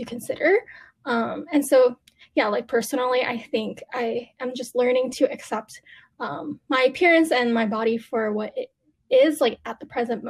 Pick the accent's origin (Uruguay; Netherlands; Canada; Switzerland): Canada; being Asian Canadian